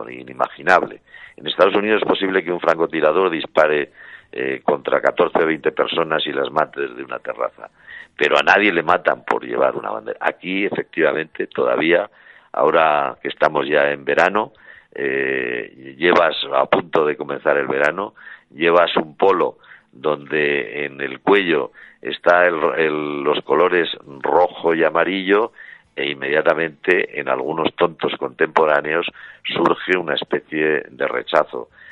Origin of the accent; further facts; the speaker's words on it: Zaragoza, Aragon, Spain; yo soy de Zaragoza